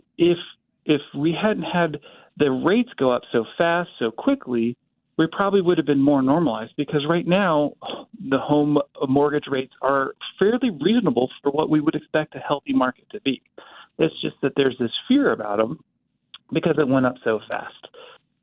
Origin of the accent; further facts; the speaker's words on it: Topeka, Kansas, United States; now in Wichita, United States; I grew up in Topeka